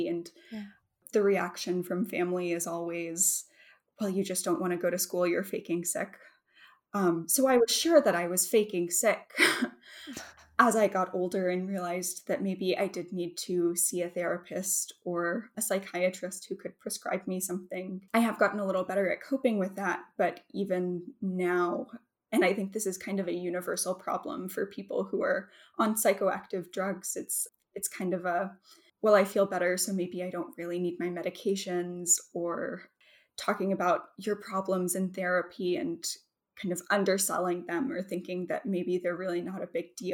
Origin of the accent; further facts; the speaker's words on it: Mississippi Delta, United States; moved away; I grew up in the Mississippi Delta